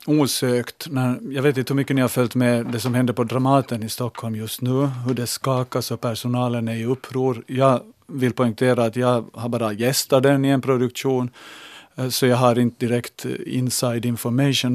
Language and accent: Swedish; Larsmo, Ostrobothnia, Finland; när jag var liten i, liten i Larsmo och var hem till farbror Antas Anders